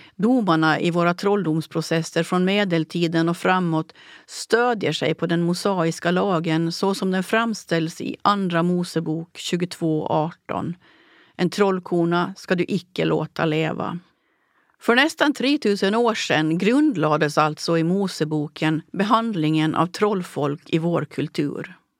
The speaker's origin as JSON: {"language": "Swedish", "country": "Åland Islands", "tie": "born or raised there", "said": "processerna i min hembygd"}